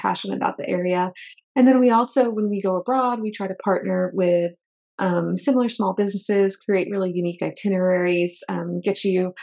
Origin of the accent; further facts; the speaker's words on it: New Hampshire, United States; moved away as an adult; also born or lived in Tucson, Arizona / San Francisco Bay; I grew up in New England in New Hampshire